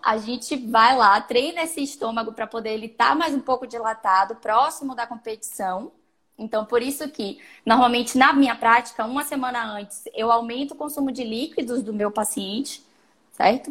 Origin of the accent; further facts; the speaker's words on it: Salvador, Bahia, Brazil; eu sou de Salvador, sou nutricionista já há algum tempinho